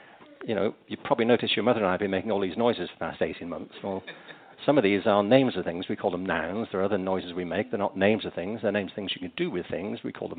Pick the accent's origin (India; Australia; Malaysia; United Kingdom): United Kingdom; England; I mean, I was growing up in England.